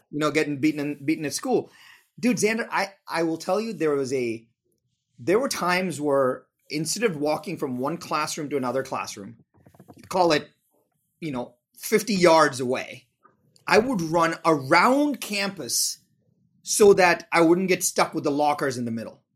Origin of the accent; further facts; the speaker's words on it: India; moved away; I'm from India.